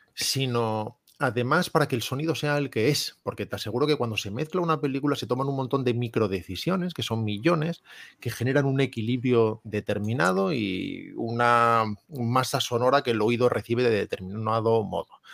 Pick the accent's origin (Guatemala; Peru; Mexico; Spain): Spain; Salamanca, Castile and León; soy de Salamanca